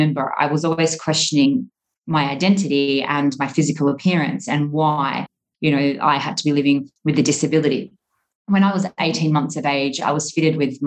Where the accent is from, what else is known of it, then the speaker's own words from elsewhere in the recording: Australia; moved away as an adult; now in Dubai, United Arab Emirates; growing up in Australia, as a generalization, we're quite a sporty nation